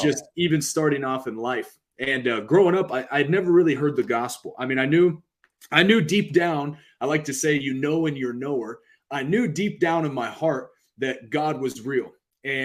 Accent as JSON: {"language": "English", "region": "Alaska", "country": "United States", "tie": "born or raised there", "also_born_or_lived": "California / Hawaii", "said": "But I actually grew up in Alaska. I grew up in California. I grew up in Hawaii. I grew up moving like crazy."}